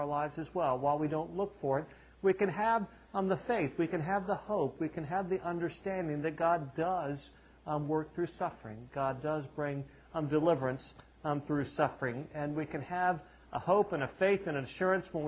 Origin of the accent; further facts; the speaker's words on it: the South, Southern United States, United States; I'm a Southerner